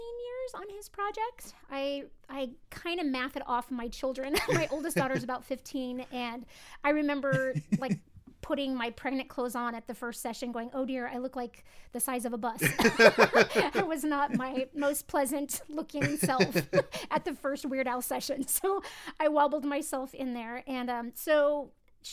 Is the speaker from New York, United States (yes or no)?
no; Los Angeles, California, United States; also born or lived in Idaho; I was born and raised